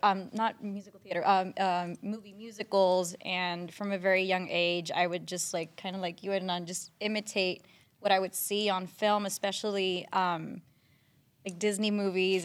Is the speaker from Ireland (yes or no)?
no; San Juan, Puerto Rico; moved away as an adult; also born or lived in New York / Los Angeles; I was born and raised in San Juan, Puerto Rico